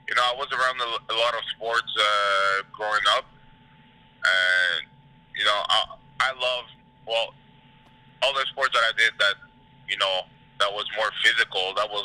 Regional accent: Montreal, Quebec, Canada; now in United States; I was born in 96.

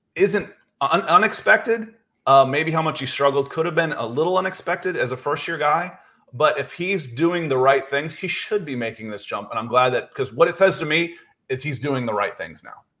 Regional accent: the South, United States; moved away as an adult; also born or lived in California; I'm from the South

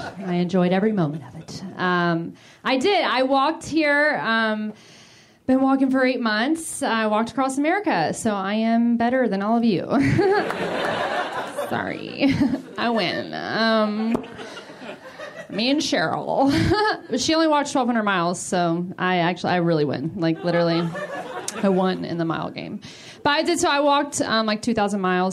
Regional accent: the South, United States; I'm from the South. The South is pretty religious

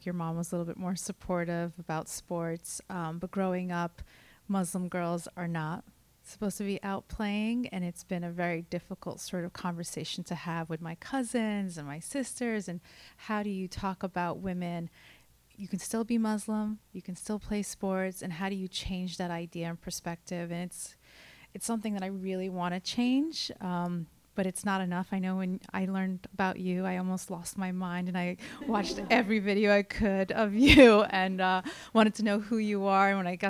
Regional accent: New York City, New York, United States; I'm from Brooklyn.

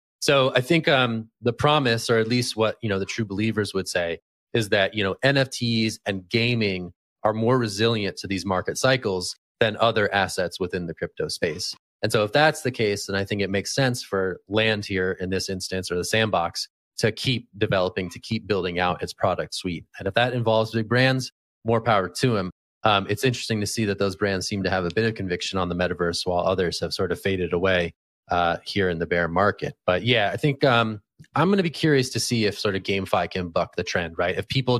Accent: California, United States; born there; Hey man, the first wave is California themed. So as a Californian by birth, I'm all in.

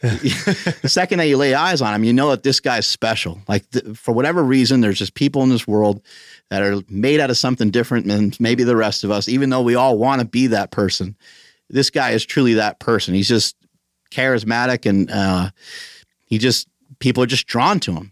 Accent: New York, United States; moved away; I'm from New York originally.

